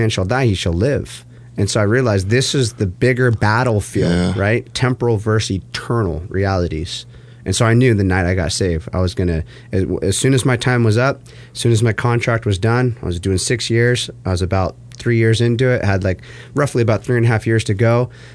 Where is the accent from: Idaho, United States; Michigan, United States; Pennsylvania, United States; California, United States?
California, United States; Huntington Beach; here I'm in Huntington Beach, California, my hometown.